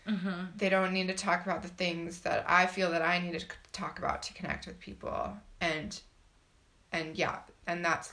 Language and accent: English; United States; moved away as an adult; I'm also American